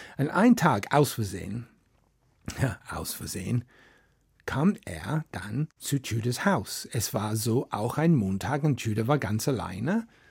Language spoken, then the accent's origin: German; Wales, United Kingdom; German is a second language; moved away; Ich komme aus Wales und in Wales, wir haben unsere eigene Sprache